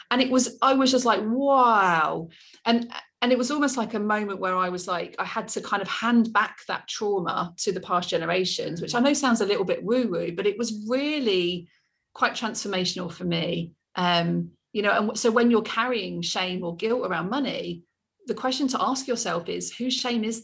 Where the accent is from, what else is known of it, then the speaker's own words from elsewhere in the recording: England, United Kingdom; I'm so English, um, aren't I?